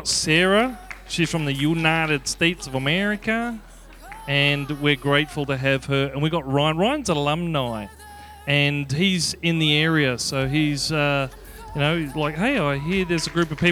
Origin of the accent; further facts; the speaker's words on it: Australia; moved away; I'm from Australia